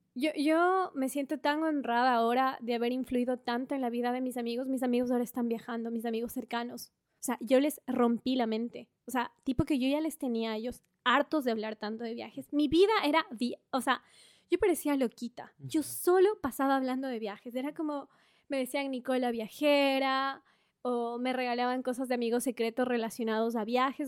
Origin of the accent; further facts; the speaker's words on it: Ambato, Tungurahua, Ecuador; moved away as an adult; also born or lived in Guayaquil / Quito; now in Australia; Nací en Guayaquil, crecí en Ambato y luego me fui a estudiar a la capital de Ecuador